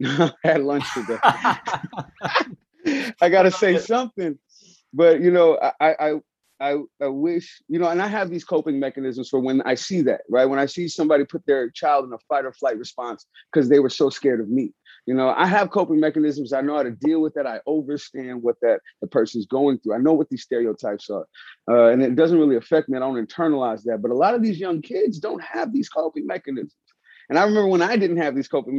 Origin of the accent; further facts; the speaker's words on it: San Francisco, California, United States; I grew up in San Francisco, Hunters Point